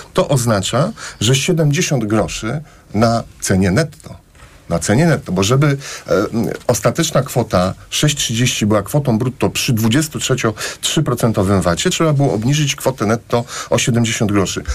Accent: Płock, Masovian Voivodeship, Poland; Ja jestem z Płocka, mam kolegów, którzy pracują w Orlenie

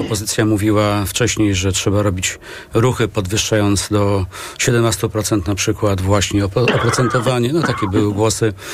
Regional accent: Masovian Voivodeship, Poland; jestem akurat z Mazowsza

